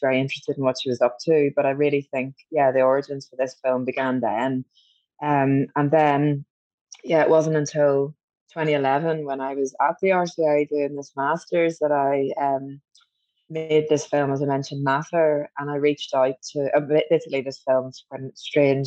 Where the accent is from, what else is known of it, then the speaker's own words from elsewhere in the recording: Belfast, Northern Ireland, United Kingdom; when I was a young teenager growing up in Belfast